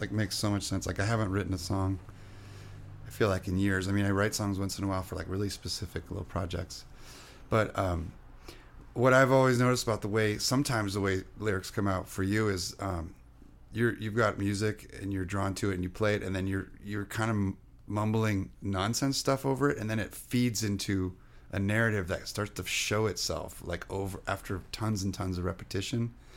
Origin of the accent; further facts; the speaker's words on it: Orange County, California, United States; English is a second language; also born or lived in France; I grew up in Orange County